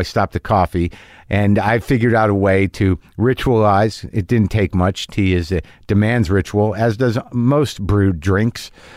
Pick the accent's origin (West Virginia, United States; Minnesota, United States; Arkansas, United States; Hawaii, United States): Minnesota, United States; I'm Minnesotan